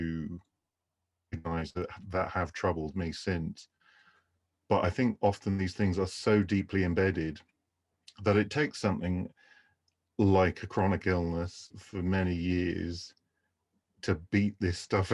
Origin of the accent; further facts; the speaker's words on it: Canterbury, South East England, United Kingdom; I grew up in the southeast of England in the county of Kent